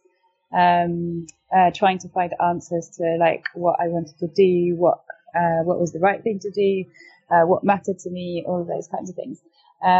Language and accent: English; France; moved away as an adult; also born or lived in United Kingdom; I was brought up in France and went to a French international school, did the French baccalaureate before coming to university